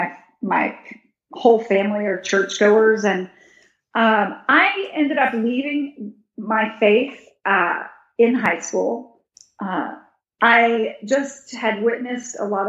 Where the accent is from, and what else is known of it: Texas, United States; born or raised there; moved away